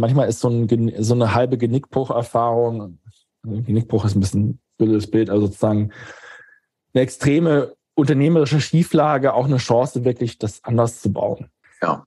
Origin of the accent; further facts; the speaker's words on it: Germany; als Deutscher